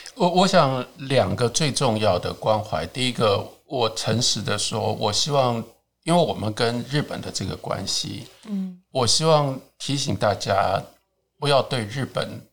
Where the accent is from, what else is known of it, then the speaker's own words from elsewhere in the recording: Taiwan; 我作为一个台湾人